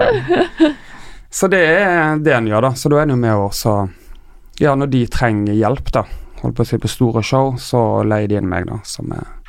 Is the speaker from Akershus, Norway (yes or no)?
no; Tysnes, Vestland, Norway; now in Oslo, Norway; Jeg er fra Tysnes, en lita øy utenfor Bergen